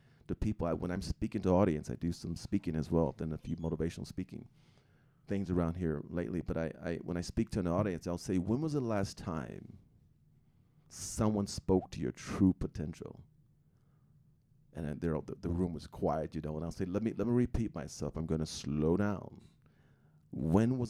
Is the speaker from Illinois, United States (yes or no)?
yes; outside Chicago, Illinois, United States; now in Utah, United States; growing up outside Chicago with six boys and older siblings